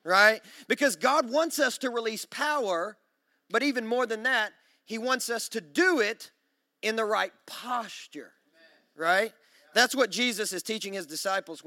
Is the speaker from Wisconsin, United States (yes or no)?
no; Kentucky, United States; now in Nashville, United States; I'm from Kentucky, so we say things like tinkling